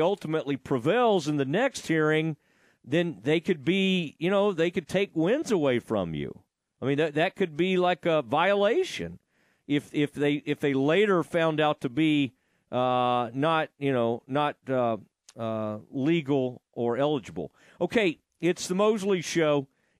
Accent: Kaufman, Texas, United States; Because I grew up playing against Malakoff. Because I'm from Kauffman

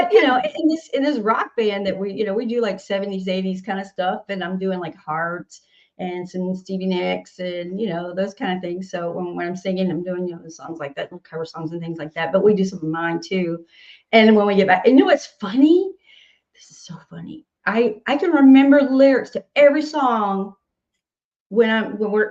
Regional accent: Nashville, Tennessee, United States; I'm from Nashville and everything I sing kind of comes out country, whether I want it to be rock or whatever, or pop or anything, because of my accent

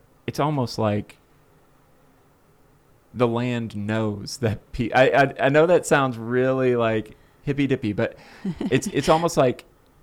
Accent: Florida, United States; I'm from Florida

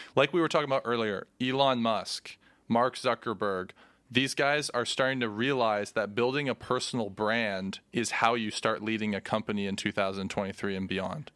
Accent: Canada; we're Canadian, so it's, like, hockey's a thing here

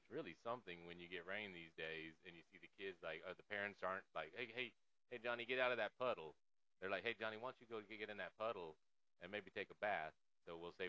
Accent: Austin, Texas, United States; born and raised in Austin, South Austin, Southwest Austin, near the Oak Hill area.

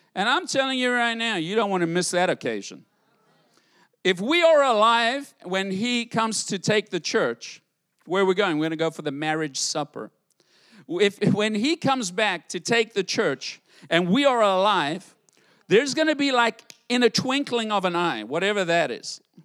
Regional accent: United States; I'm an American

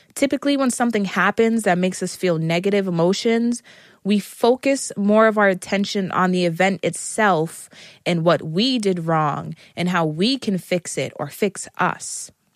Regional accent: United States; I am an American

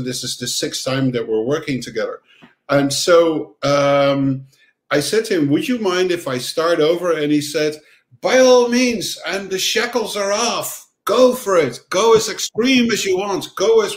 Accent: Netherlands; also born or lived in Amsterdam; I grew up on the countryside in the Netherlands

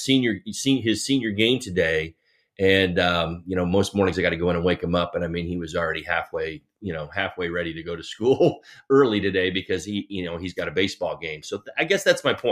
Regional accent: New Jersey, United States; when I was a kid growing up in New Jersey

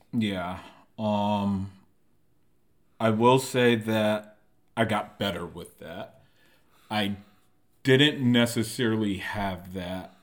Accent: Norwalk, Connecticut, United States; moved away as an adult; now in San Diego, United States; I'm from Norwalk, Connecticut. Uh, born and raised

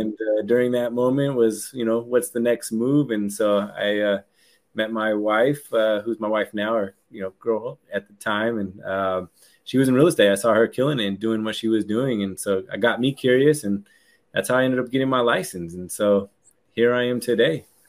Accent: San Francisco Bay Area, California, United States; I'm from uh, the San Francisco Bay Area, um, and uh, I've been here for my entire life

